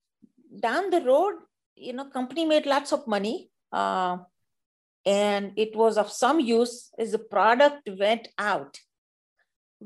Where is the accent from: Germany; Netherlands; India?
India; accent: Indian; moved away as an adult; now in United States; being an Indian woman with the accent